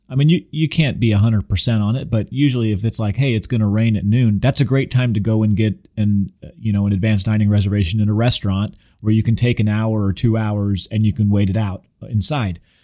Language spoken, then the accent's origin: English; Southern California, United States; now in Houston, United States; I grew up in Southern California, going to Disneyland from a very, very young age.